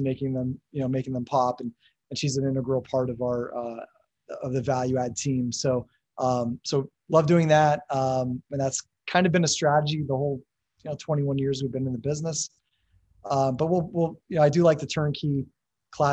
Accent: Erie, Pennsylvania, United States; born and raised in Erie, Pennsylvania

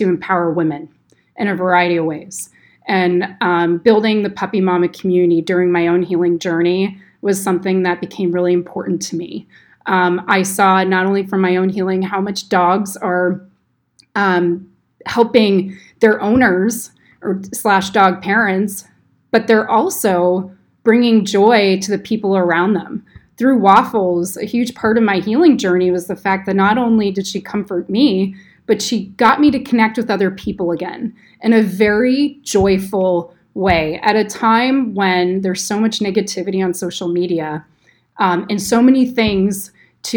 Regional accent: North Bay Area, Sonoma County, California, United States; growing up in the North Bay Area in Sonoma County

